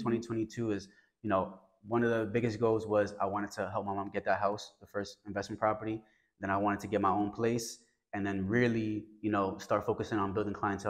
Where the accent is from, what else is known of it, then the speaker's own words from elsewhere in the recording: New York City, New York, United States; I come from the South Bronx.